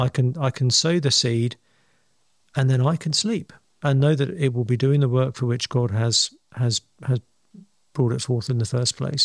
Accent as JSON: {"language": "English", "region": "England", "country": "United Kingdom", "said": "I'm English"}